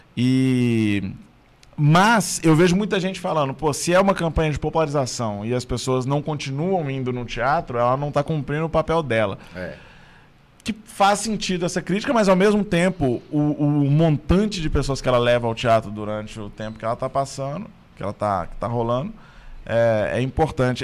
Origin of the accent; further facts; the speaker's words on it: Belo Horizonte, Minas Gerais, Brazil; Eu sou de Belo Horizonte